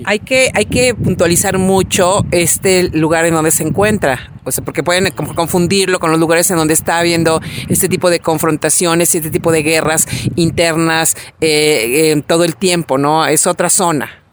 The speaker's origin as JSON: {"language": "Spanish", "country": "Mexico", "said": "así somos los mexicanos"}